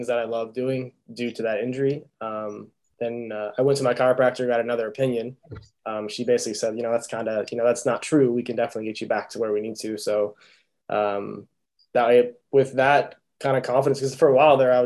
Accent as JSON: {"language": "English", "region": "Illinois", "country": "United States", "also_born_or_lived": "Atlanta", "moved": "as an adult", "said": "I wanted to get out of the Midwest. I'm from Illinois originally"}